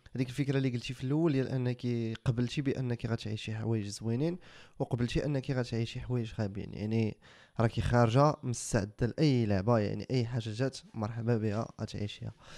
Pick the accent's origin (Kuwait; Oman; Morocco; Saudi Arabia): Morocco; حنا كمغاربه